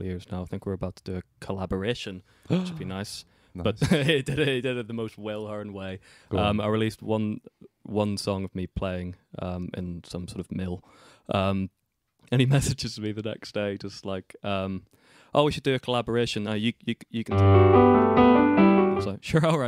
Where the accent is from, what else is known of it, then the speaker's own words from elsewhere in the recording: Ireland; I'm Irish